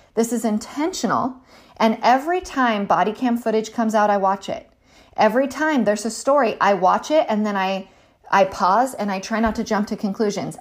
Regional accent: California, United States; I'm a Californian, um, by birth

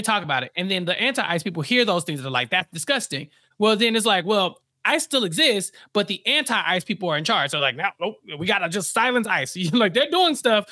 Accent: Texas, United States; As a Texan

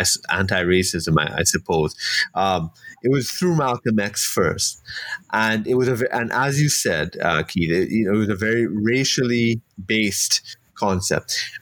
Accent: Canada; also born or lived in United States; now in Trinidad and Tobago; I was actually born in the States, but I grew up in Canada, and I left to sort of, you know, go back to Trinidad. I'm saying go back, but I wasn't born here.

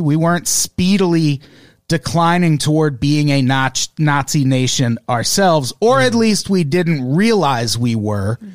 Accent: Illinois, United States; I grew up in Illinois

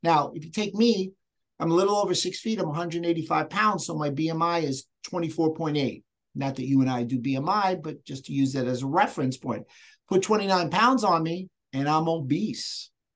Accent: New York, United States; accent: New York; I'm from New York if anybody noticed with the little accent

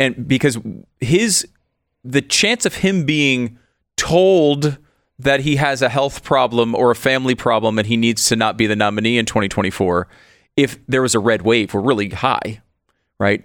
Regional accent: Connecticut, United States; Constitution State, I grew up in Connecticut.

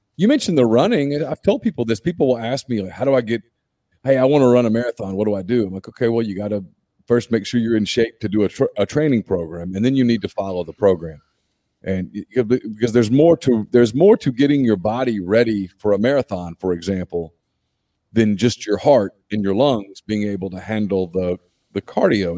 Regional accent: North Louisiana, United States; if you were a kid growing up in North Louisiana

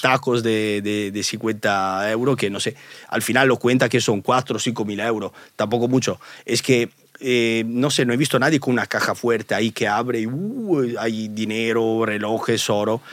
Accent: Italy; accent: Italian; Spanish is a second language; now in Spain

